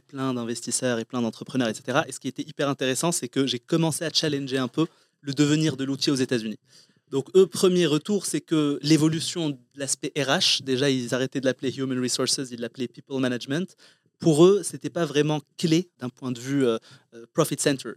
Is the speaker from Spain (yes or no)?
no; Morocco; moved away as an adult; also born or lived in Compiègne, France; je suis né, j'ai grandi au Maroc